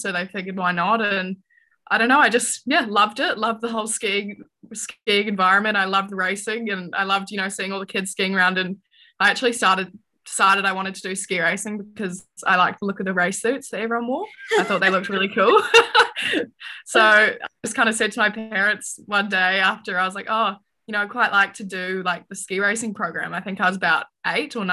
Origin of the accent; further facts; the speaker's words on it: Queenstown, Otago, New Zealand; also born or lived in Sydney, Australia; I was born in Sydney in Australia, and we moved to Queenstown, where I live now, when I was four